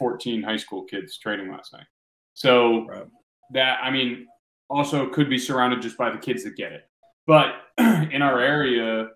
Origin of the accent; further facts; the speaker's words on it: Natick, Massachusetts, United States; I'm from Natick, Mass.